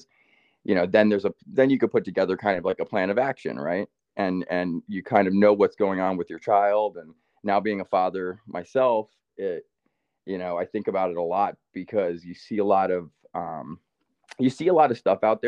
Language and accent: English; Rockland County, New York, United States; moved away; We grew up in Rockland County, New York